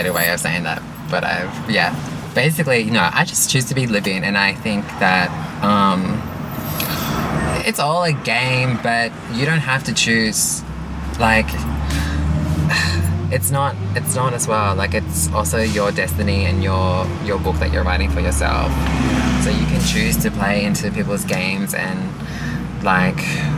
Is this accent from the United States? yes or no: no; Australia; I'm ethnically a Filipino, and I'm mixed, and I'm a lot of things, and I grew up here